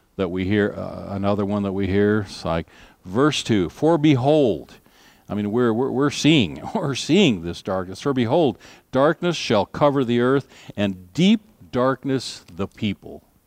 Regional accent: United States; our rights as United States citizens

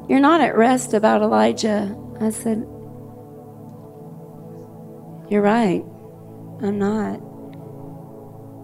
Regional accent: the South, United States; I was raised in the South

